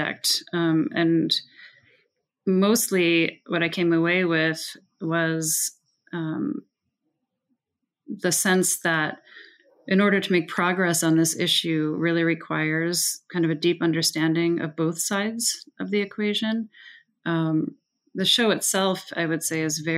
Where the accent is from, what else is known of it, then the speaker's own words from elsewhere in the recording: Evanston, Illinois, United States; also born or lived in Prague, Czech Republic; I did grow up in Evanston